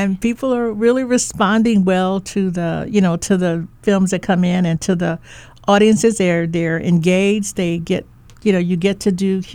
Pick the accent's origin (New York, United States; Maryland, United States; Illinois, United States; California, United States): Illinois, United States; Chicago; now in Honolulu, United States; I grew up in Chicago